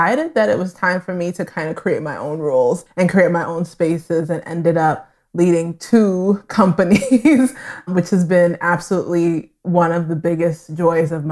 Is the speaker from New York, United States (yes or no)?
yes; New York City, New York, United States; I grew up in Brooklyn and then was raised in Queens, New York